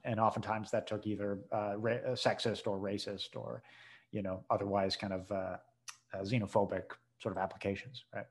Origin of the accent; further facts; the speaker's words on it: New England, United States; now in New Orleans, United States; I'm from New England.